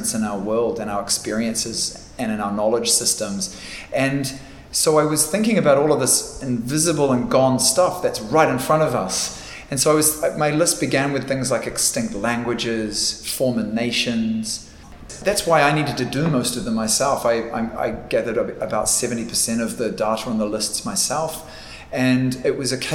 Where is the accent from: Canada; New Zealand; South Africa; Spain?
New Zealand; I am from Aotearoa, New Zealand. That is my home